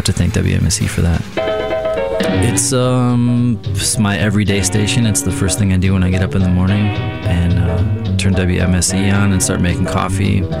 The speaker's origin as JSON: {"language": "English", "town": "Menomonee Falls", "region": "Wisconsin", "country": "United States", "tie": "born or raised there", "also_born_or_lived": "Milwaukee", "said": "I grew up in Menominee Falls"}